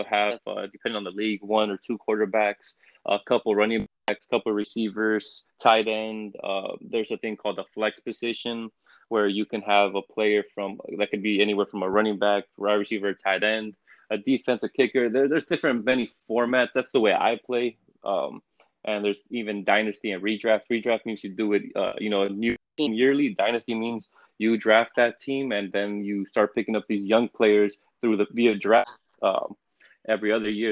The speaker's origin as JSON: {"language": "English", "town": "Los Angeles", "region": "California", "country": "United States", "said": "I'm from Los Angeles, California"}